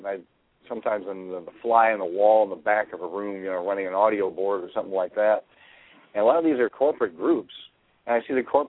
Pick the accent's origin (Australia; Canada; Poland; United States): United States; Chicago, Illinois; Growing up in Chicago gave me that, partially because I was around all kinds of different people.